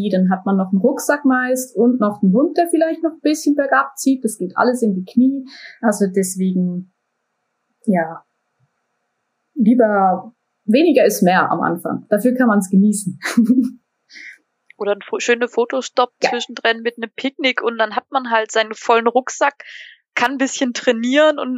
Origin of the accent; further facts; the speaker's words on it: Basel, Basel-Stadt, Switzerland; Woher kommst du? Aus der Schweiz. Ja, aus Basel.